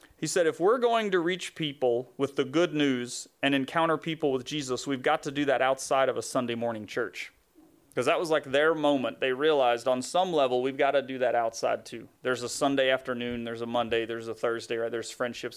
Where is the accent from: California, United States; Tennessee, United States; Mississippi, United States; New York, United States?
Tennessee, United States; Knoxville; Knoxville, which is interesting 'cause it's my hometown, so it's, you know, it's Tennessee